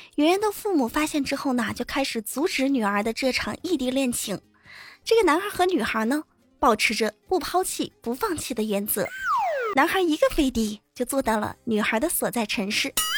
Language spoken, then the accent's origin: Chinese; China; 我们中国人别的不会，吃倒是挺在行的